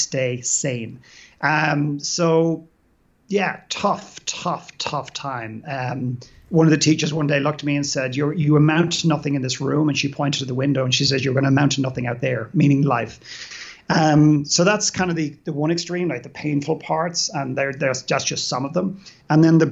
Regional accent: Dublin, Leinster, Ireland; moved away; I grew up in Dublin in Ireland

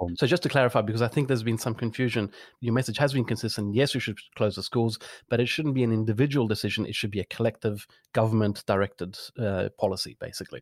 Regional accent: Florence, Tuscany, Italy; now in Australia; my hometown of Florence

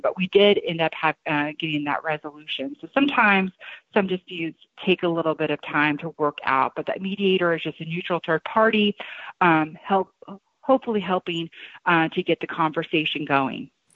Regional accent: Shelbyville, Illinois, United States; moved away as an adult; also born or lived in New York / Champaign, Illinois; now in my hometown, uh, which is where I'm sitting at today in Shelbyville, Illinois.

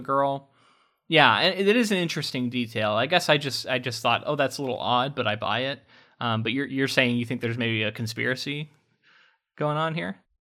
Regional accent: Florida, United States; We grew up in like a small town in Florida

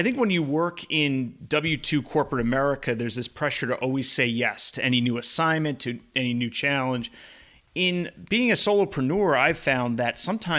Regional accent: East Coast, United States; now in California, United States; So I grew up on the East Coast. And until my honeymoon 3 years ago, I had never been to Hawaii. And now that I live in California, Hawaii is very accessible.

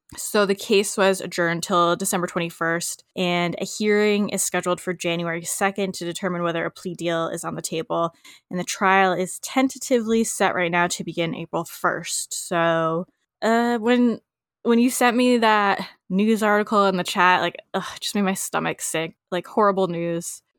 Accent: United States; us Americans.

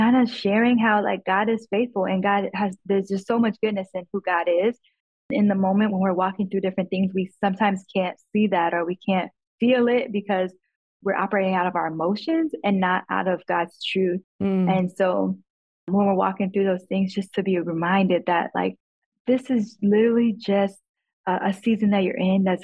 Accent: Chicago, Illinois, United States; moved away; I grew up in Chicago in the hood.

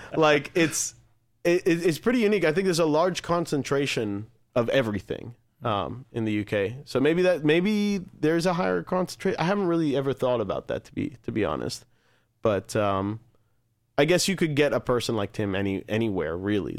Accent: United States; as an American band

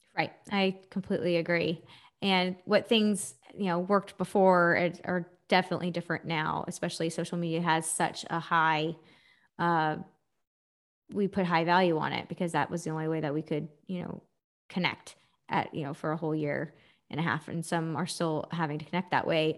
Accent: Texas, United States; I'm from Texas

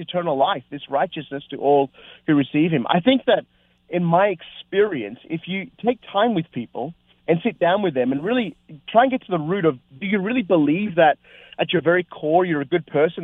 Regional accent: Australia; also born or lived in North America; I've pastored here in Australia, my home country

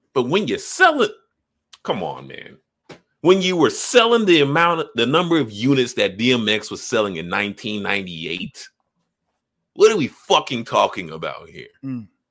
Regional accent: Chicago, Illinois, United States; I grew up on the south side

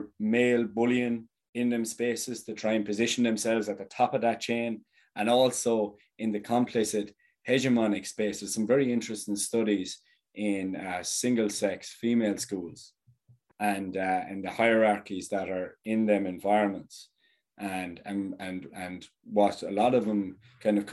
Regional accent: Thurles, Munster, Ireland; my hometown is Thurles

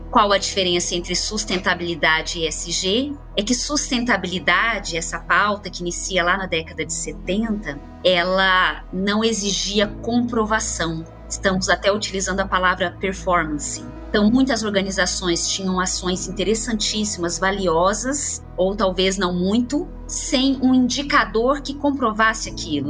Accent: interior of Paraná, Brazil; moved away; Eu venho do interior do Paraná e lá é muito forte o cooperativismo ainda que estivesse numa cidade rodeada de cooperativas

